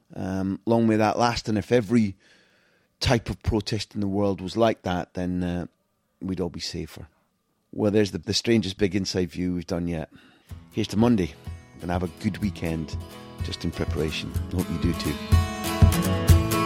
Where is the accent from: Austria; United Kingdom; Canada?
United Kingdom; Scotland; now in Barcelona, Spain; As a Scot living in Catalonia